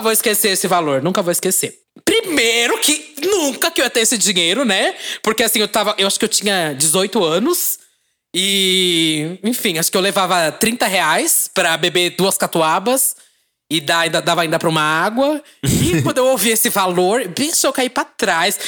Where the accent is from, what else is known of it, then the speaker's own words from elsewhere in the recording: São Paulo, Brazil; a gente é de São Paulo